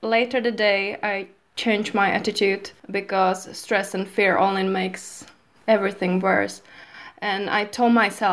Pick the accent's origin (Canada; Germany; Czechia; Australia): Czechia; moved away as an adult; now in London, United Kingdom; I'm from Czech Republic and currently I'm living in London